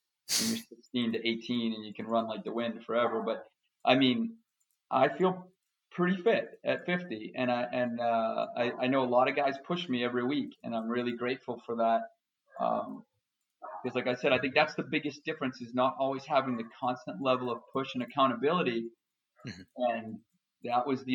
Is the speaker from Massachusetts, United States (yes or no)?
yes; Boston, Massachusetts, United States; I'm from Boston, Massachusetts.